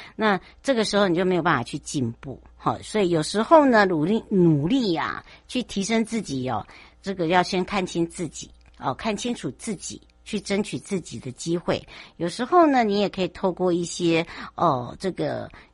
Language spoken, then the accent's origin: Chinese; United States; now in Taiwan; 像我从小是在美国长大